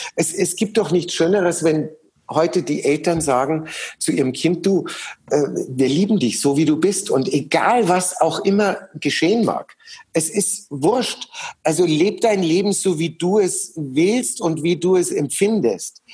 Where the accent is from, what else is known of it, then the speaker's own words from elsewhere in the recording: Munich, Bavaria, Germany; in München erleben, ähm, in meiner Heimatstadt